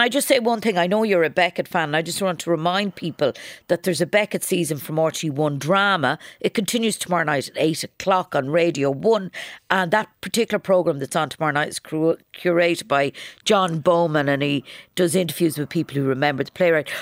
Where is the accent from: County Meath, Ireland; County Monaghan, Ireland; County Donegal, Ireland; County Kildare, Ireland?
County Kildare, Ireland; now in Dublin, Ireland; the greatest county in Ireland, my home county, Kildare.